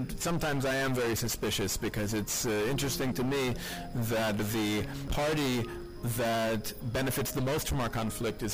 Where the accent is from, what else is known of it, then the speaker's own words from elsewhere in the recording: New York City, New York, United States; I grew up in New York City